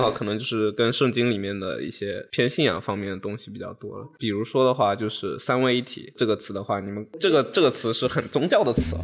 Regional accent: Wenzhou, Zhejiang, China; 我是一个温州人，然后温州的话算是基督教非常发达的一个地区，然后在我们基督教徒之间有一个非常有意思的称呼，就是称呼温州为中国的耶路撒冷

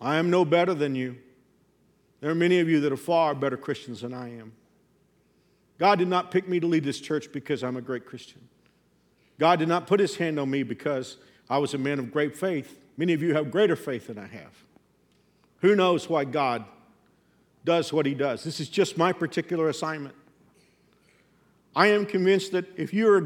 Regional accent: Fort Worth, Texas, United States; moved away as an adult; I was living in my hometown, 6 miles away from where I went to high school

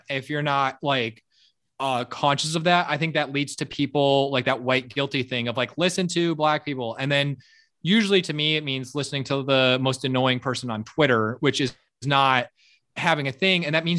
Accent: Miami, Florida, United States; I grew up in Miami. So I grew up as a white

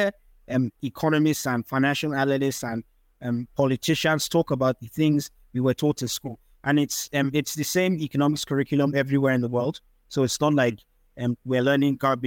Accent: Nigeria; English is a second language; I'm a Nigerian-Austrian

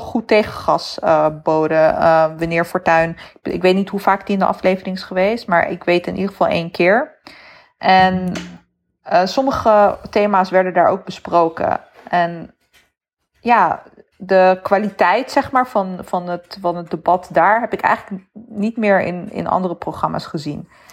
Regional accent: Netherlands; persoonlijke ervaring als een Nederlander met een moslimachtergrond

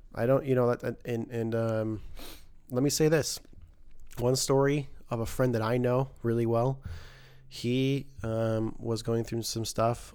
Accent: Idaho, United States; I'm Christian boy from Idaho

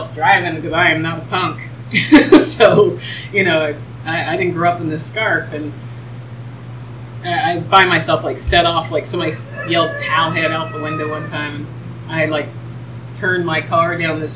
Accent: Ohio, United States; moved away as an adult; also born or lived in Indianapolis / Georgia / New Jersey; now in Lexington, United States; I've lived in Ohio most of my life

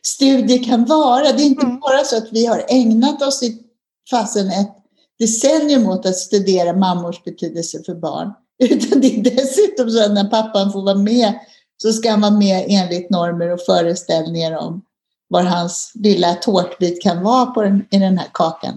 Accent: Sweden; som svensk

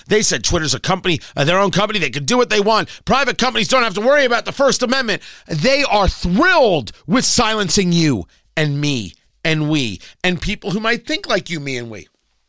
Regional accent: China; English is a second language; maybe because I am from China, I deeply understand how censorship can destroy the public conversation.

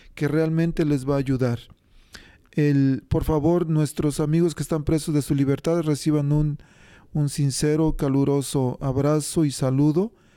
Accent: Mexico; yo soy de México

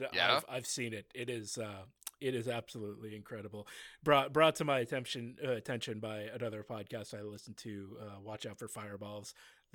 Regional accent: Pittsburgh, Pennsylvania, United States; was born in, seems raised in, kind of what most people would consider to be my hometown, Pittsburgh.

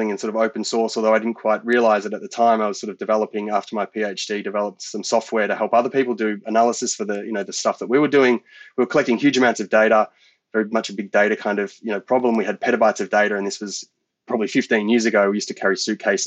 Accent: Australia; I was growing up in the Australian country

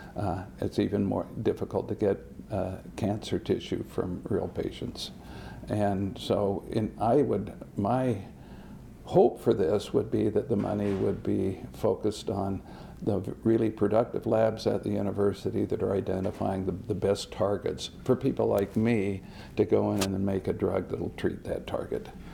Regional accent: West Lafayette, Indiana, United States; also born or lived in Utah / San Diego, California / Massachusetts; I grew up in West Lafayette

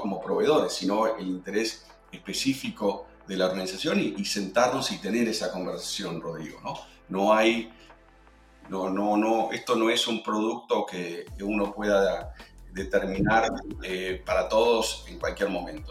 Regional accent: Argentina; soy argentino

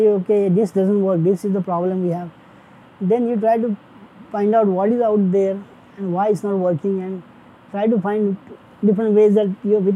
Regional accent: India; moved away; I wanted to become actually a doctor, but I couldn't do it when I was growing up in India

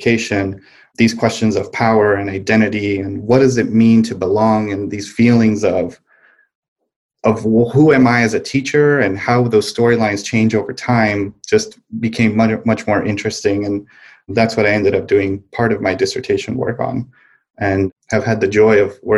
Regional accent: El Paso, Texas, United States; also born or lived in Santiago, Chile; I was born in Santiago, Chile, and moved to the U.S. when I was 5, and was raised in El Paso, Texas

